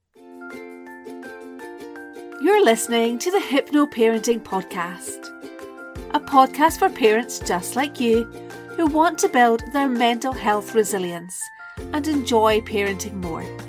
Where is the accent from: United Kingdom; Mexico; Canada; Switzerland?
United Kingdom; Scotland; I'm Scottish